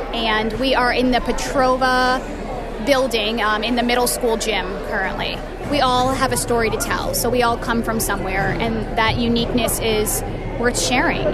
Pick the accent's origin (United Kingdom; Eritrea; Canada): Eritrea; now in Saranac Lake, United States; I was born in Eritrea